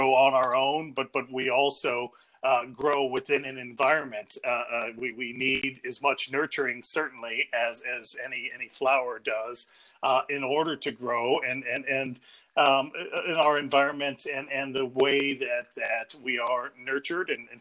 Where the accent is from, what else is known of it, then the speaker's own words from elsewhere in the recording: downstate Illinois, United States; moved away as an adult; also born or lived in Liverpool, United Kingdom / New York, United States / Cambridge, United Kingdom / Manchester, United Kingdom; now in Belfast, United Kingdom; I come from what's sometimes called flyover country between the two coasts, so from downstate Illinois